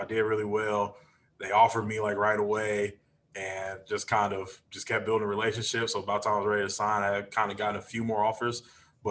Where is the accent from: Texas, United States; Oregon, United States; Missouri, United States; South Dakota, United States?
Missouri, United States; Kansas City; moved away as an adult; also born or lived in Arizona; it was my hometown team.